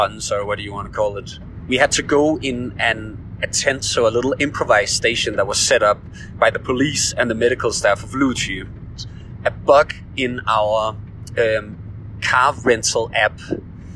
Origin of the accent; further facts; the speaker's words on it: Denmark; now in Beijing, China; I'm from Denmark